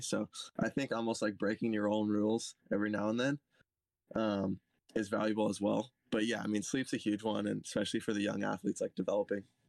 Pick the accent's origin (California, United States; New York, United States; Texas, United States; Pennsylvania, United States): California, United States; Santa Cruz County; I'm from Santa Cruz County, California